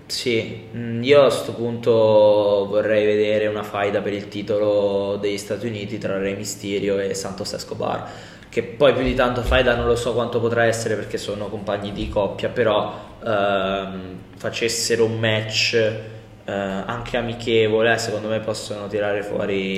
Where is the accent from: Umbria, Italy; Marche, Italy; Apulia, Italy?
Marche, Italy; Civitanova Marche